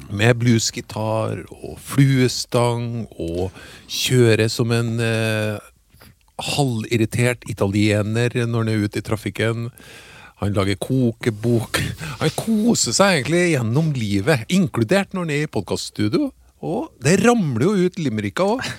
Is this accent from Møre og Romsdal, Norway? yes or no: no; Trøndelag, Norway; jeg er jo fra Trøndelag